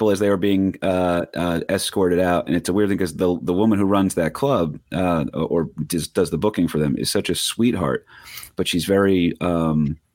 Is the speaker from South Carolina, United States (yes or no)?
no; Staten Island, New York, United States; Why are you not doing jokes about the street I grew up on in Staten Island?